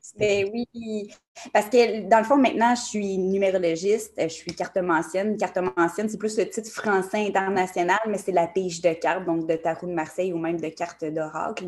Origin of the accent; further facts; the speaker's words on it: Montreal, Quebec, Canada; J'ai été élevée aussi à Montréal